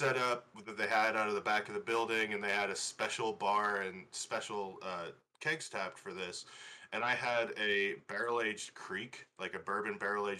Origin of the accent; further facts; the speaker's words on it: Chicagoland, Illinois, United States; moved away; I'm originally from Chicagoland.